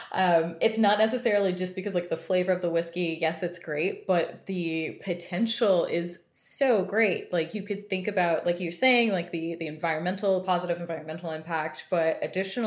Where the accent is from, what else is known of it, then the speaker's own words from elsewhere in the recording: Texas, United States; I'm from Texas